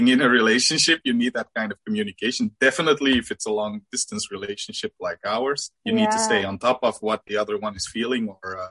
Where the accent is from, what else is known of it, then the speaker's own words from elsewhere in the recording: Belgium; I'm from Belgium